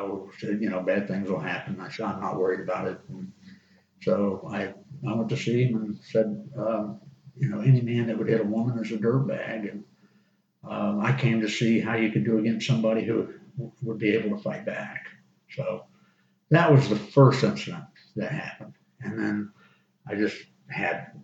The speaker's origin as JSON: {"language": "English", "town": "Auburndale", "region": "Florida", "country": "United States", "tie": "born or raised there", "also_born_or_lived": "South Alabama", "said": "I grew up in Auburndale and was there until I graduated from high school"}